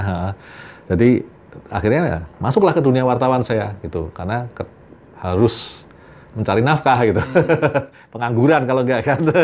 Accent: Semarang, Central Java, Indonesia; moved away as an adult; also born or lived in Jakarta; saya lahir dan besar di Semarang, terus pindah Jakarta

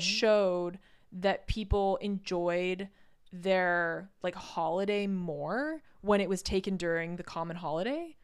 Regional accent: United States; moved away as an adult; now in Norway; as an American

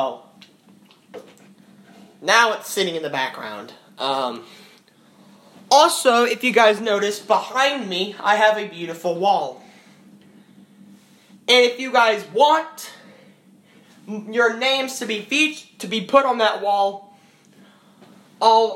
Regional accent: United States; I'm American

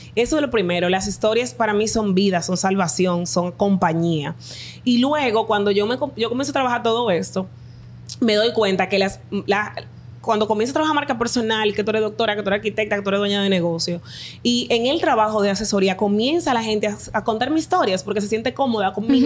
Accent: Dominican Republic; Mi país somos el barrio y el campo

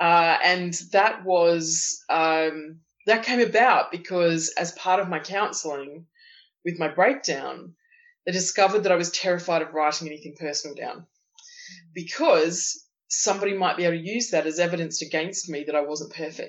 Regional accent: Tasmania, Australia; I grew up in Tasmania, which is it's sort of a small island at the bottom of Australia

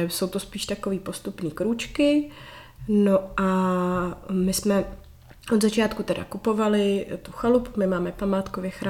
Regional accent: Prague, Czechia; moved away as an adult; now in Kokořínsko, Czechia; Můj muž je taky Pražák z Prahy, my nejsme ani žádný náplavy.

